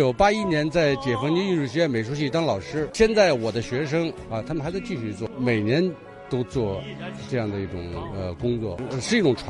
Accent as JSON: {"language": "Chinese", "region": "Hebei", "country": "China", "said": "而且我们都是河北人"}